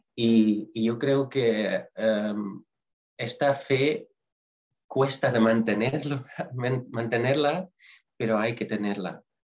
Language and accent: Spanish; Netherlands; moved away; yo soy holandés